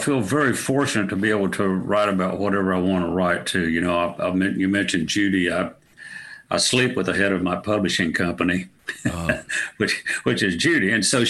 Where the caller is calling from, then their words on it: Wimberley, Texas, United States; I'm in Wimberley, Texas. It's about 35 miles southeast of Austin, Texas, just at the beginning of the hill country.